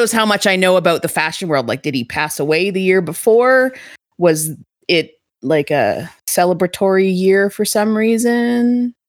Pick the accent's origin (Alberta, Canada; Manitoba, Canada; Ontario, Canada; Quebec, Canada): Alberta, Canada; Calgary; So, we're from Calgary.